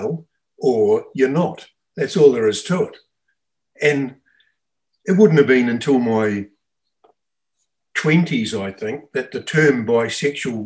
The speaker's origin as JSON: {"language": "English", "country": "Australia", "tie": "born or raised there", "said": "I grew up in Australia in the 60s and 70s"}